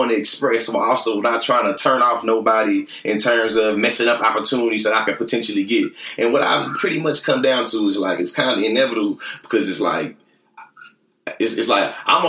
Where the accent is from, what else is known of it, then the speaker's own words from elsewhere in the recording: Bryan, Texas, United States; growing up in Bryan